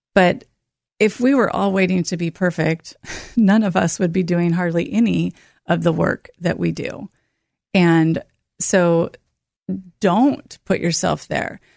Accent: North Bend, Oregon, United States; I grew up in North Bend, Oregon

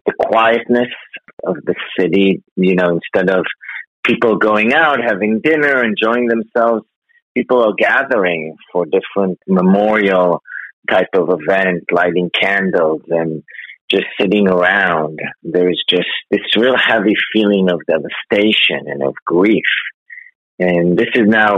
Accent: Israel; moved away as an adult; I grew up in Israel, so I know Israel, it's home, really.

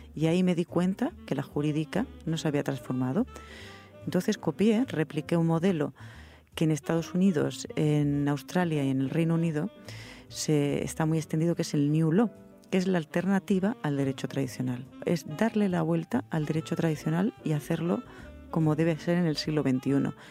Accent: Granada, Andalusia, Spain; now in Madrid, Spain; Yo me, me eduqué, me crié en Granada, eh, en provincias, que no es lo mismo que criarse aquí en Madrid

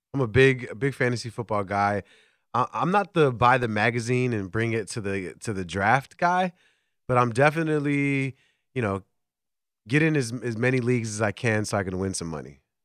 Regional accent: Chicago, Illinois, United States; I'm born and raised in Chicago

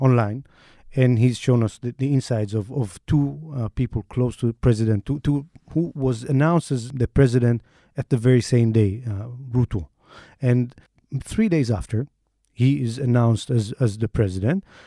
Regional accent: Israel; accent: Israeli; my Israeli accent

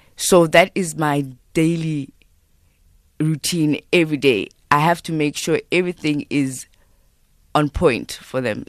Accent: South Africa; I'm Xhosa

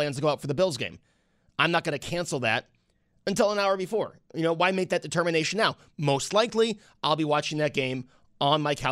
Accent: Western New York, United States; But it's that Buffalo, it's that growing up in Western New York mentality.

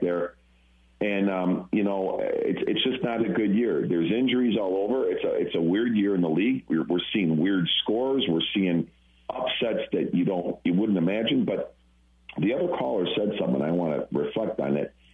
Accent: Chicago, Illinois, United States; now in Rockford, United States; I'm in Rockford, Illinois, here, and I'm originally from Chicago, but I grew up a Packer fan since I was a kid

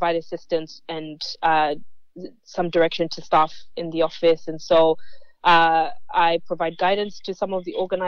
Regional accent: Kenya; moved away as an adult; also born or lived in Adelaide, Australia; now in Melbourne, Australia; I migrated to Australia about 12 years ago. I'm Kenyan Australian

